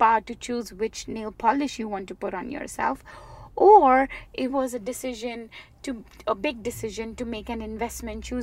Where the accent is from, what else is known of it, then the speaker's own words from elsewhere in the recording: India; born and raised in India